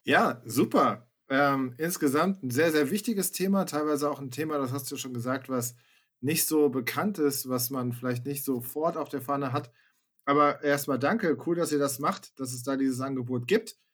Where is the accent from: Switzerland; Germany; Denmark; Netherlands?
Germany; Hesse; ich bin in Hessen zur Schule gegangen